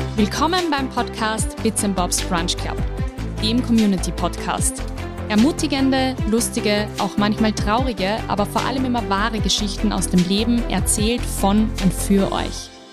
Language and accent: German; Linz, Upper Austria, Austria; Linz ist für mich die schönste Stadt, das meine ich natürlich, weil ich da meine Heimat habe